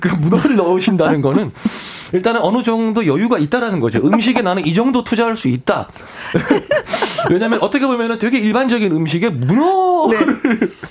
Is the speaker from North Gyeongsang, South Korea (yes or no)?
yes; North Gyeongsang, South Korea; moved away as an adult; now in Seoul, South Korea; 제가 이제 경상북도 사람이니까